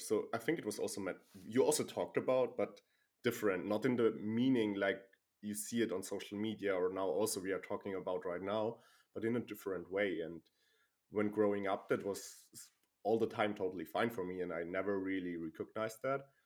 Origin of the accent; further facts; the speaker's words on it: Germany; I'm living and born in Germany